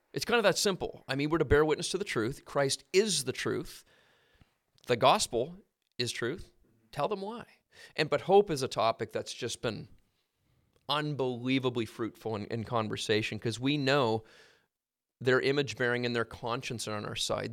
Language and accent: English; Halifax, Nova Scotia, Canada; I grew up in Halifax, so there's a port there.